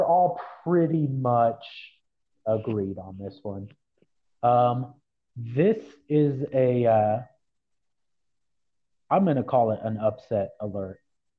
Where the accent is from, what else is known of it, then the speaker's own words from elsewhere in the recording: Kansas, United States; we are from Kansas